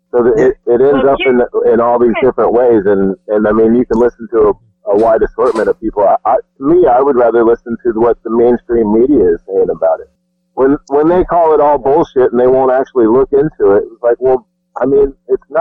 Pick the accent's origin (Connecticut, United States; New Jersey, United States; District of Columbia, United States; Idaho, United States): District of Columbia, United States; Washington; I was born in Washington D.C.